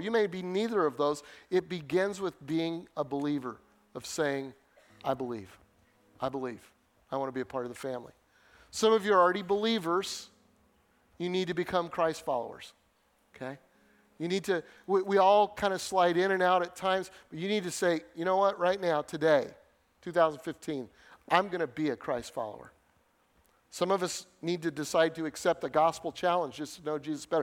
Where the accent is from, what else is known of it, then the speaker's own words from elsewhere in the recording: Denver, Colorado, United States; moved away as an adult; also born or lived in Northern Illinois; I grew up in Denver in the city.